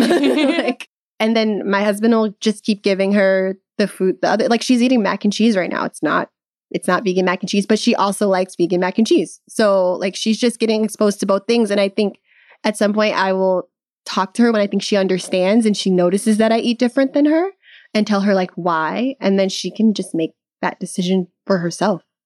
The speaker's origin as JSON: {"language": "English", "region": "Midwest", "country": "United States", "moved": "yes", "lives_now": "California, United States", "said": "I'm from the Midwest"}